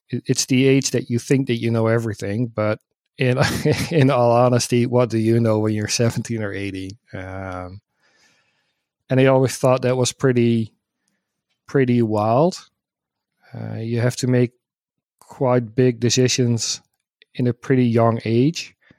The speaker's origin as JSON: {"language": "English", "country": "Netherlands", "said": "I'm from the Netherlands"}